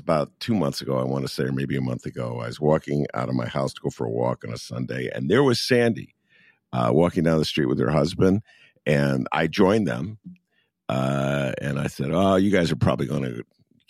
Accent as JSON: {"language": "English", "town": "Evanston", "region": "Illinois", "country": "United States", "tie": "born or raised there", "also_born_or_lived": "Chicago, Illinois", "said": "beautiful downtown Evanston, my beloved hometown"}